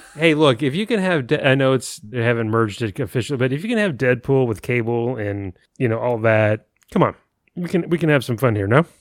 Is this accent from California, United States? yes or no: no; San Antonio, Texas, United States; I grew up in San Antonio